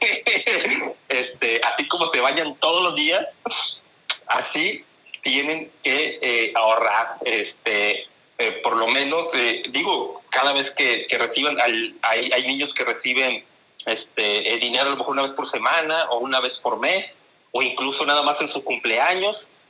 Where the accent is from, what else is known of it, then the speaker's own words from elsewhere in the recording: Tampico, Tamaulipas, Mexico; accent: northern; also born or lived in Monterrey; now in Ciudad Victoria, Mexico; mi acento es diferente porque soy del norte, soy de, soy de Tamaulipas. Y bueno, pues eh, eh, me ha tocado, yo, yo, yo, nací en Tampico, Tamaulipas